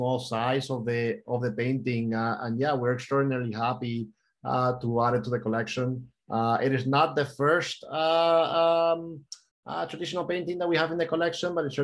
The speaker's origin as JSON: {"language": "English", "town": "Miami", "region": "Florida", "country": "United States", "tie": "born or raised there", "also_born_or_lived": "Spain", "moved": "yes", "said": "born and mostly raised in Miami, but I do have a Spanish background and a lot of culture. I also lived there for many years, so Spain and the U.S."}